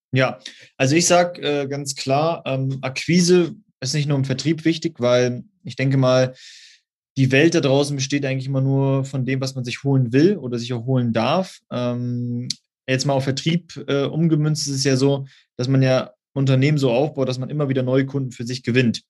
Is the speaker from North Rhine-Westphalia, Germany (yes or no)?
no; Osnabrück, Lower Saxony, Germany; Ich komme aus Osnabrück, das ist in der Nähe von Münster